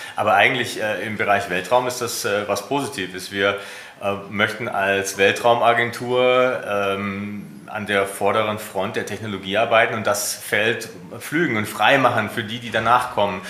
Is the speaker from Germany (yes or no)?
yes; Germany; mein Heimatland